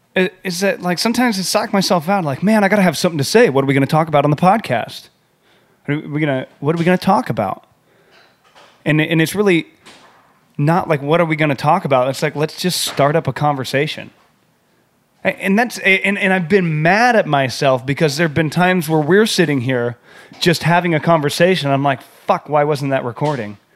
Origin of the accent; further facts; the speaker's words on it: San Diego, California, United States; now in New York, United States; we're from San Diego